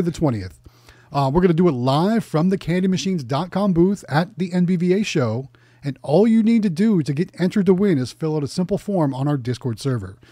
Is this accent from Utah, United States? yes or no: no; Youngstown, Ohio, United States; moved away; my hometown in Youngstown, Ohio